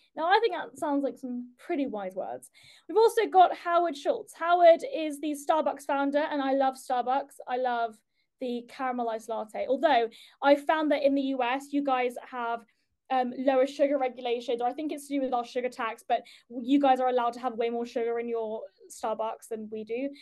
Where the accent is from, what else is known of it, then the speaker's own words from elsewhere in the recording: United Kingdom; as a Brit